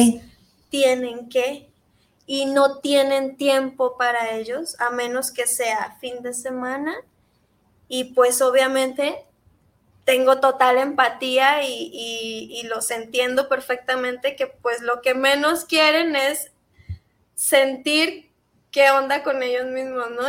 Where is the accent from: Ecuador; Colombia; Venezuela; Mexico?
Mexico; socialmente como mexicanos